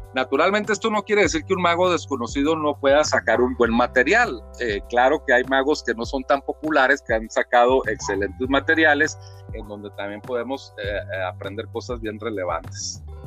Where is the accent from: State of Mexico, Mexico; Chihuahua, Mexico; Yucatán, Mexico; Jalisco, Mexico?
Chihuahua, Mexico; aquí en mi tierra, Chihuahua, aquí con la familia, en la casa